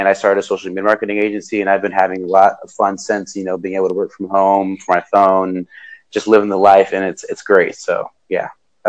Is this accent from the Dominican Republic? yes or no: yes; Dominican Republic; I'm originally from Dominican Republic, so my mom owns some land out there, and she was she's a landlord.